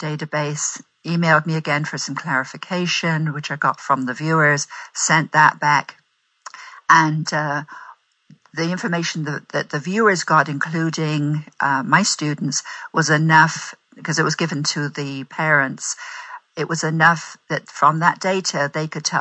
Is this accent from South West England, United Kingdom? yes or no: yes; Bristol, South West England, United Kingdom; moved away as an adult; also born or lived in Shirehampton, England; now in United States; The West Country, Bristol's my hometown.